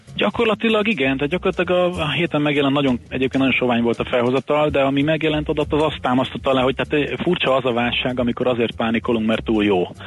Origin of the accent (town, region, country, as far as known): Hungary